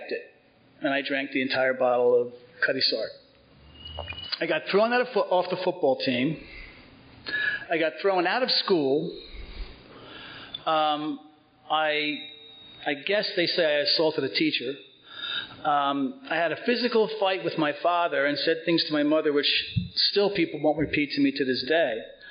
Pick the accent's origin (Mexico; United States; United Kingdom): United States; Cedar Grove, New Jersey; also born or lived in Four Hills, New Jersey; I grew up in Cedar Grove, right over the hill, and I graduated from Cedar Grove High School in '69